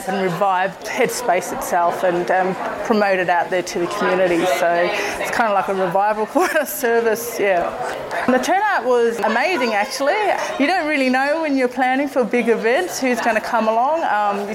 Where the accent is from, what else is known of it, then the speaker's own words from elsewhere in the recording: Alice Springs, Northern Territory, Australia; I'm an Aboriginal woman. I'm from here. My family ties are from here, my maternal family.